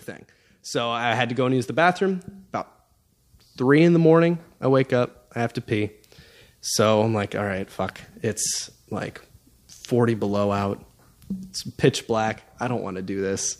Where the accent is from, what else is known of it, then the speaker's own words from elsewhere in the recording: Alaska, United States; I'm from Alaska